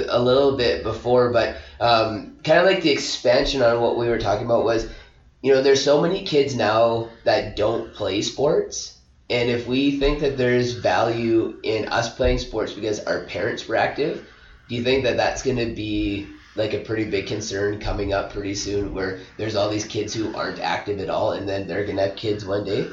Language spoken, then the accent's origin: English; Alberta, Canada; now in British Columbia, Canada; when I grew up in Alberta